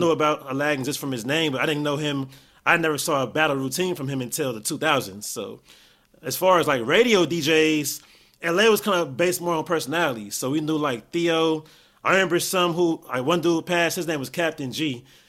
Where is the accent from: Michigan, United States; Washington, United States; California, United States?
California, United States; Gardena; also born or lived in Inglewood, California; I was born in Inglewood, and then Grew up Gardena